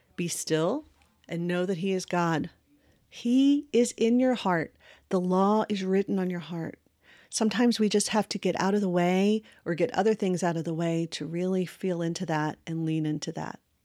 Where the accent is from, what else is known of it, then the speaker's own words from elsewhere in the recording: Westmoreland County, Virginia, United States; I grew up in Virginia, in a very rural area, uh, called, uh, Westmoreland County